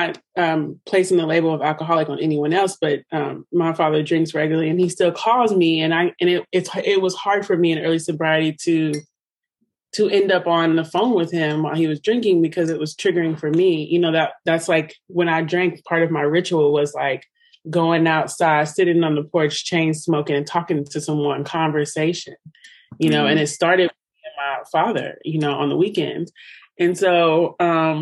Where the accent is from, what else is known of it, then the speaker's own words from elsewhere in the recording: Louisville, Kentucky, United States; moved away as an adult; So I'm from Louisville